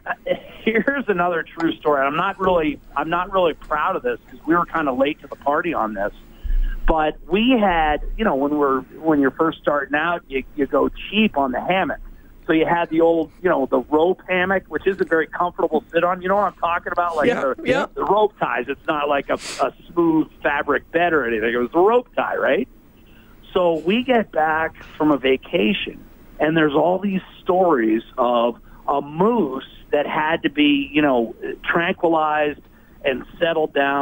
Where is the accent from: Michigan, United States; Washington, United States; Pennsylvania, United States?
Pennsylvania, United States; moved away; also born or lived in Alaska; 15 miles from my hometown in Pennsylvania